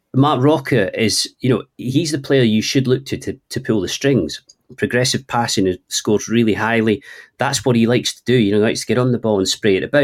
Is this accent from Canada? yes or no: no; Scotland, United Kingdom; accent: Scottish (implied by Trainspotting reference); apologies to people for my accent